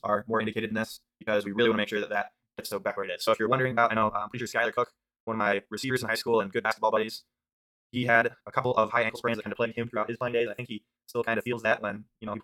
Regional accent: Ohio, United States; I'm from Ohio

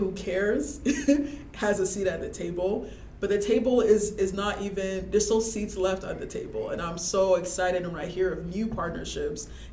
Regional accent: Ghana; moved away as an adult; now in Ohio, United States; I actually grew up in Ghana

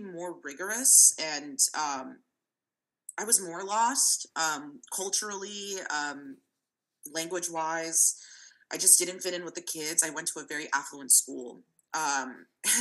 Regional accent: San Francisco, California, United States; born or raised there; first language Russian; English is a second language

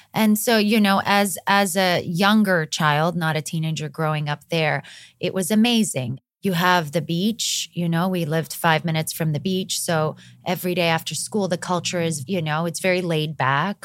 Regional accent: Greece; moved away as an adult; also born or lived in Montenegro / Los Angeles, United States; now in United States; I'm from Montenegro. My family moved to Greece when I was nine years old. I grew up there.

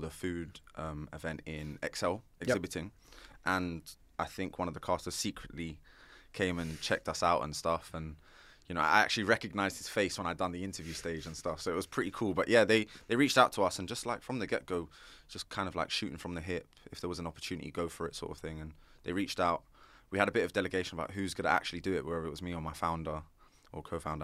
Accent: London, United Kingdom; I'm an entrepreneur from North London

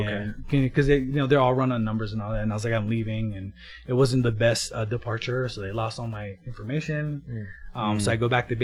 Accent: Kona, Hawaii, United States; Yeah, so I was born and raised in Kona, Hawaii. It's a small town on the Big Island, Hawaii.

